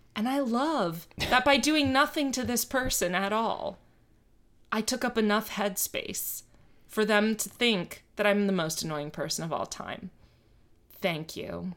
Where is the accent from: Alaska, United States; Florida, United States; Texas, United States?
Florida, United States; Miami; I grew up in Miami